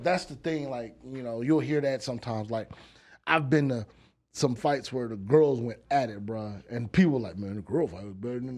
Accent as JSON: {"language": "English", "region": "Texas", "country": "United States", "said": "I'm from Texas"}